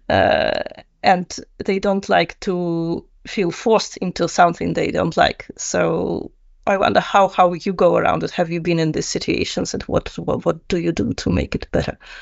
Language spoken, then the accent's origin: English; Russia; moved away as an adult; also born or lived in Netherlands; I'm originally from Russia.